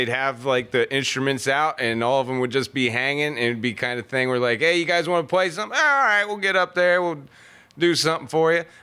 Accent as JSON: {"language": "English", "region": "North Carolina", "country": "United States", "said": "I'm from North Carolina."}